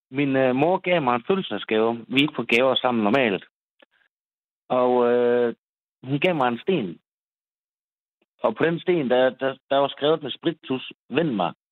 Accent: Skanderborg, Central Denmark Region, Denmark; der bor jeg i en uh, øh, tovejls lejlighed nede på noget, der hedder Østergade i Skanderborg. Jeg kommer fra Skanderborg.

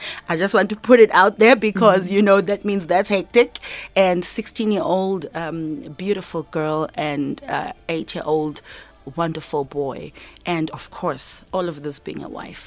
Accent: South Africa; I'm there as a South African artist to actually, you know, represent.

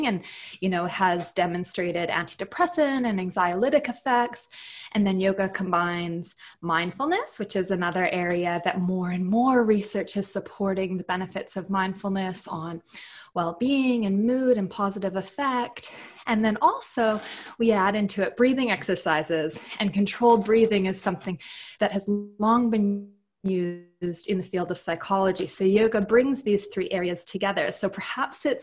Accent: Canada; moved away as an adult; now in Adelaide, Australia; I'm from Canada, so I moved here to Australia

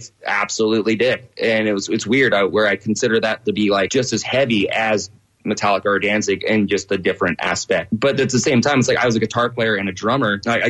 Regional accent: Longview, Washington, United States; rural Washington, actually. I grew up in Washington, Longview.

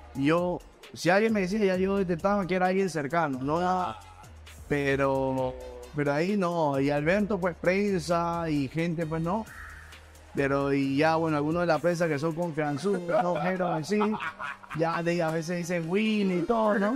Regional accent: Lima, Peru; yo soy de Mirones del barrio Cachín

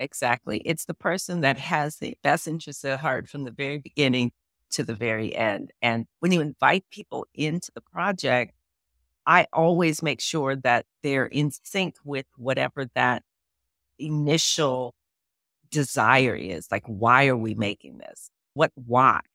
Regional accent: Los Angeles, California, United States; also born or lived in New Orleans / Pittsburgh; I grew up in Miracle Mile, so that's, like, Wilshire and La Brea

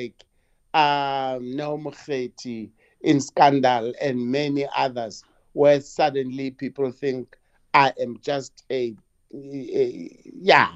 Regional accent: Lesotho; now in South Africa; as a little boy, I grew up in Lesotho for about 7 years.

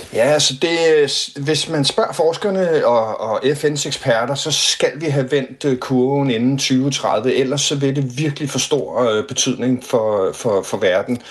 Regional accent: Denmark; vi som danskere

